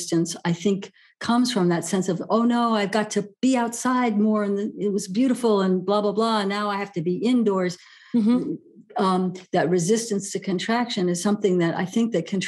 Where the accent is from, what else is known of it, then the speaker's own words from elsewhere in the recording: New York City, New York, United States; now in California, United States; I grew up in New York City where everything is always under construction